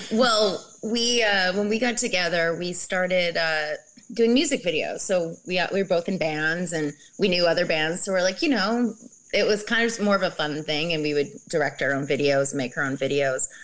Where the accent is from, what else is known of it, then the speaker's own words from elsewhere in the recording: Canada; I'm from Canada